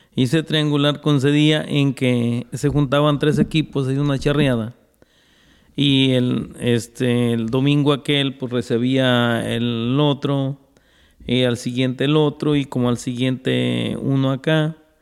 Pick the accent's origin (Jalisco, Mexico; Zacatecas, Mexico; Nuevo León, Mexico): Jalisco, Mexico; El Grullo; moved away as an adult; now in Stockton, United States; yo soy del Grullo, Jalisco